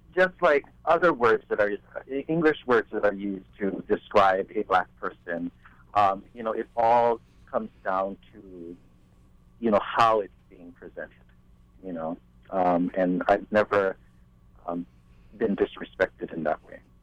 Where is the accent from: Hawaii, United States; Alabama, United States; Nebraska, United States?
Hawaii, United States; growing up in Hawaii